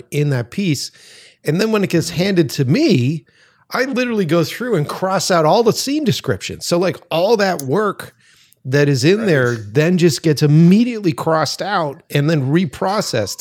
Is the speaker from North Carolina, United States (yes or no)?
no; Boston, Massachusetts, United States; moved away as an adult; now in Los Angeles, United States; I'm originally from Boston. I just moved out here to Los Angeles